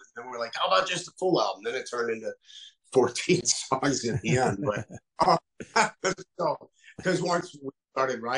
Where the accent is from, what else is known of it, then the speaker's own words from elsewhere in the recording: Chicago, Illinois, United States; also born or lived in Syracuse, New York; now in Door County, Wisconsin, United States; Chicago originally. But I live way up in Door County, Wisconsin now